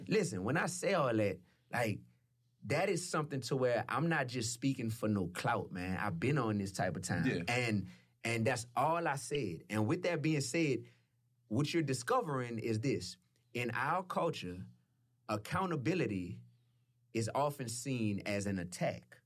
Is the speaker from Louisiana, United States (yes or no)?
yes; New Orleans, Louisiana, United States; I'm from New Orleans.